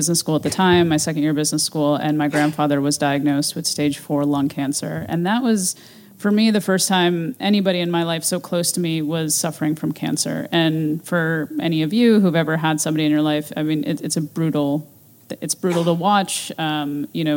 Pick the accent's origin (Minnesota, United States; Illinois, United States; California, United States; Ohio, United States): Ohio, United States; moved away; my hometown in Ohio